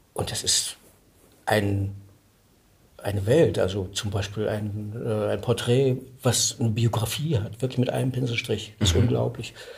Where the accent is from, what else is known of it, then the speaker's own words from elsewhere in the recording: Mecklenburg-Vorpommern, Germany; ich bin, ich bin Mecklenburger